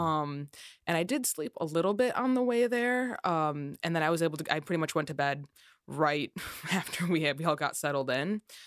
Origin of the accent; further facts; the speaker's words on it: Chicago, Illinois, United States; production sound in the Chicagoland area, where I'm also from